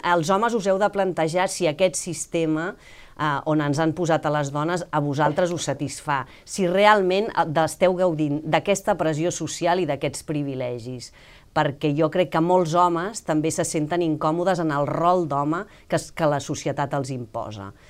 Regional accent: Catalonia, Spain; com a bona catalana que sóc, estic bastant obsessionada amb el temps

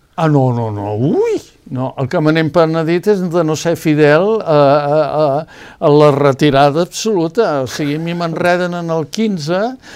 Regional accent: Empordà, Catalonia, Spain; jo sóc de l'Empordà

